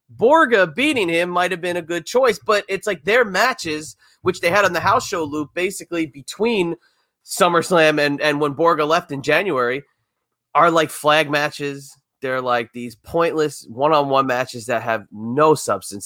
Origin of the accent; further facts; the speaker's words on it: New Jersey, United States; I grew up in New Jersey